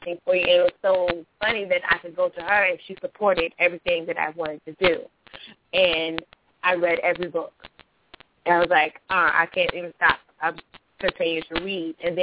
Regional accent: North Carolina, United States; I'm from North Carolina

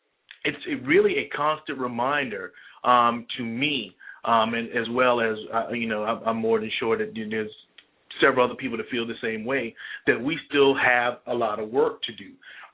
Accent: Charleston, South Carolina, United States; Being a young African-American man growing up in South Carolina, especially in Charleston, South Carolina

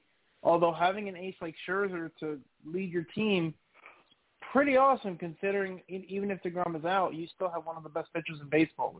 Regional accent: New Jersey, United States; moved away; I'm originally from New Jersey.

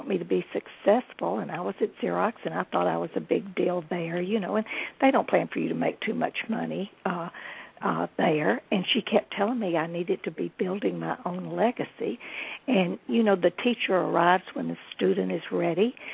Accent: Nashville, Tennessee, United States; also born or lived in Houston, Texas / Los Angeles; I was born in Nashville

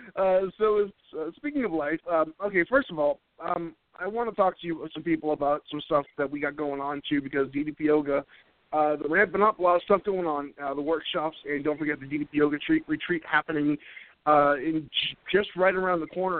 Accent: New England, United States; now in North Carolina, United States; I'm originally from New England

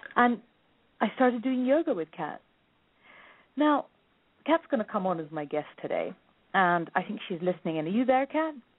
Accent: India; now I'm Indian

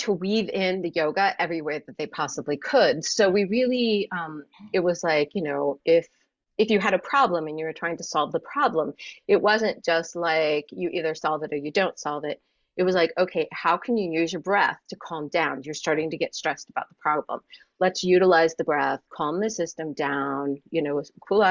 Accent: Yogaville, Virginia, United States; moved away as an adult; now in New York City, United States; I hail from Virginia, Yogaville, Virginia, and we are one of the few Western ashrams, particularly ashrams in the United States, that are still in existence. So we have a large community that lives at Yogaville. That is where I was raised and went to school

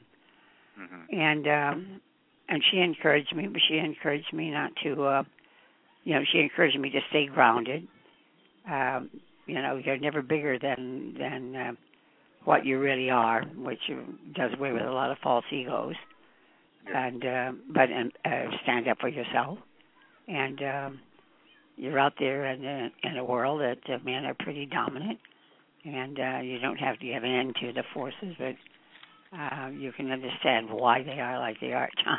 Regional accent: Taft, California, United States; I was born in Taft, California

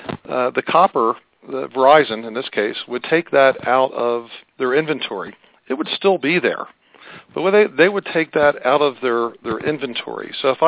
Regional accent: Philadelphia, Pennsylvania, United States; moved away; my hometown of Philadelphia. So I'm not rural telecom provider by nature. I'm a product of urban telecom originally.

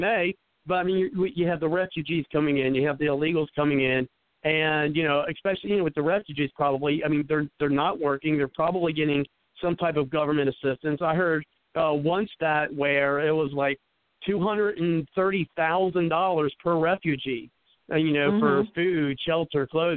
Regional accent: Cincinnati, Ohio, United States; I'm from the West Side.

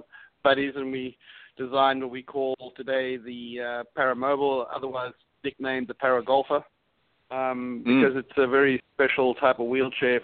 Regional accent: Cape Town, Western Cape, South Africa; also born or lived in Europe; now in United States; I am originally from the other side of the pond, or further south, actually. I was born in South Africa, Cape Town

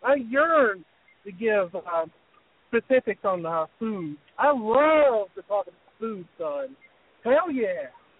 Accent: the South, United States; Listen, buddy, I'm from the South.

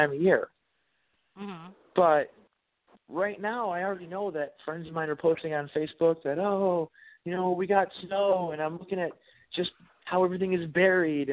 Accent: United States; technically I have a Polish, mostly Polish ancestry. But if I went to Poland, they'd call me an American. I can't speak Polish

